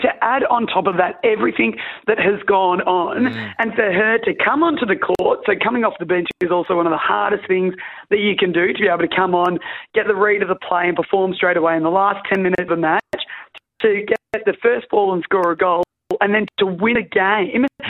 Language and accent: English; Australia; that was one of the most proudest moments I've ever had of being an Australian netballer.